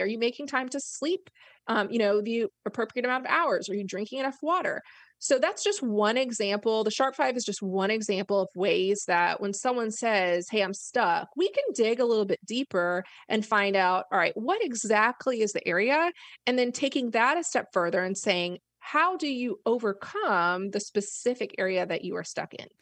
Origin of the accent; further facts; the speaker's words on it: Florida, United States; moved away as an adult; also born or lived in Arkansas / Memphis; I grew up in Florida